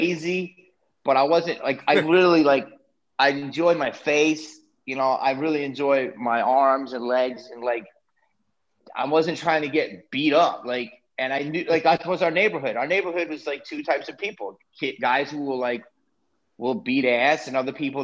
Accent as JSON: {"language": "English", "town": "Philadelphia", "region": "Pennsylvania", "country": "United States", "tie": "born or raised there", "moved": "yes", "lives_now": "Los Angeles, United States", "said": "I grew up in Philly"}